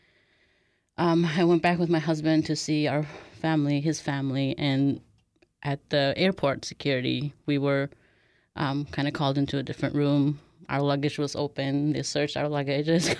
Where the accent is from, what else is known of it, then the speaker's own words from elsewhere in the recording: Urumqi, Xinjiang, China; moved away as an adult; now in United States; I was born and raised in Urumqi, the capital city of Xinjiang